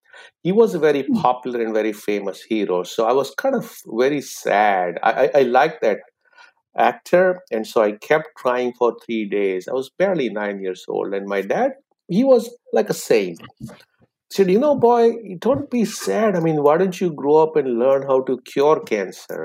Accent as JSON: {"language": "English", "country": "India", "tie": "born or raised there", "also_born_or_lived": "England", "moved": "as an adult", "lives_now": "United States", "said": "I applied to med school and got in the med school of my choice in my hometown. So I continued my journey thereafter, and the rest is a story. So I became an oncologist in India."}